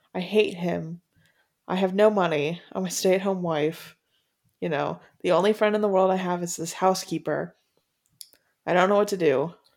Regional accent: Florida, United States; I've done most of my growing up in Florida

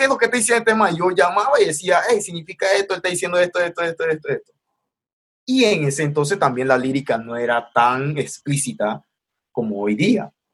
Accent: Panama City, Panama; crecí en Río Abajo

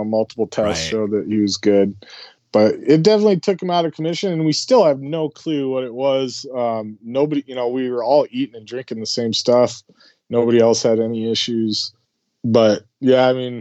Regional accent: South Dakota, United States; I grew up in South Dakota

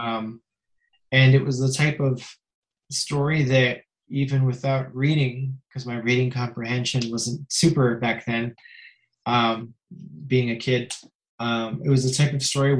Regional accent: Mississauga, Ontario, Canada; also born or lived in Perth, Ontario; when I was two, my family moved to Mississauga, which is a suburb of Toronto. And I've lived there ever since.

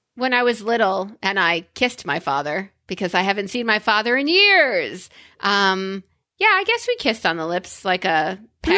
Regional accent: New York, United States; I'm a New Yorker

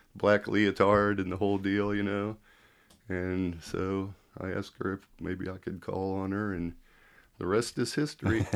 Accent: Kansas City, United States; I was born in Kansas City, but, um, I never remember the house they say I was born

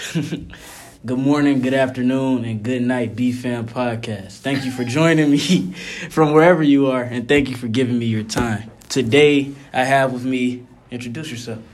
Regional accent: Detroit, Michigan, United States; I'm from Detroit, Michigan

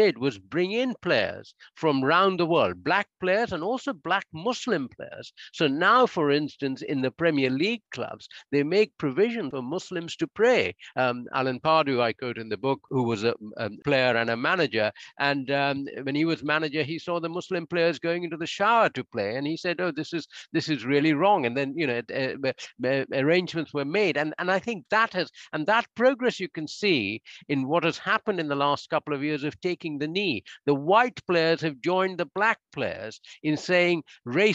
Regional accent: India; moved away; I grew up in India, and I played football at my Jesuit school.

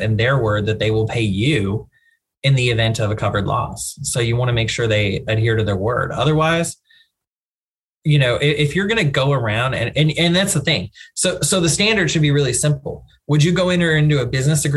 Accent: East Texas, United States; also born or lived in Dallas; I'm from East Texas originally and then Dallas

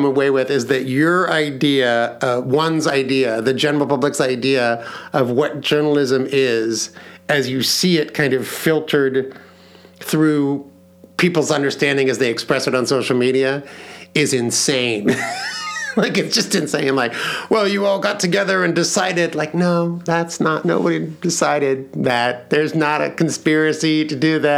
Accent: Leawood, Kansas, United States; growing up in Leawood, Kansas

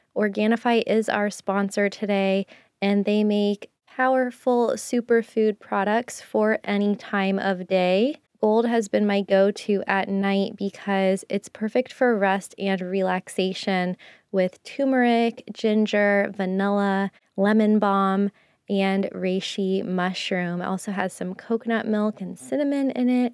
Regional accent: United States; also born or lived in Japan; living in Japan as an American

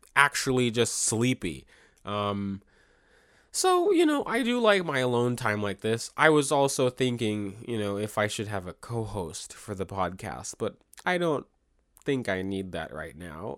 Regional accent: Maryland, United States; I was born and raised in Maryland.

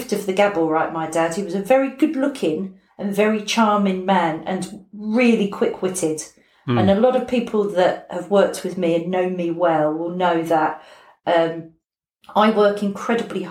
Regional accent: London, United Kingdom; I was born in London, in Battersea, just off Battersea High Street

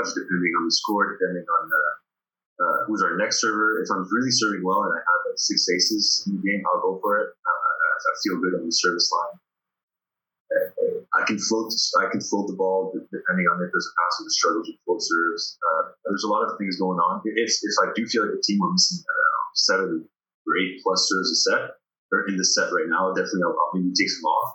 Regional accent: Sherbrooke, Quebec, Canada; moved away; also born or lived in Paris, France; when I came back to the Sherbrooke around when I was 11

